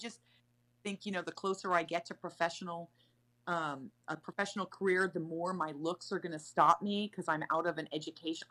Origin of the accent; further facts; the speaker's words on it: Sacramento, California, United States; I'm from Sacramento. No one in my family is in the arts